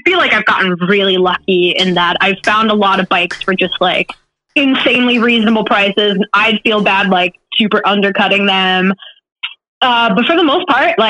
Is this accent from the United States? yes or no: yes; Baltimore County, Maryland, United States; I'm from Baltimore County, and I live in Baltimore City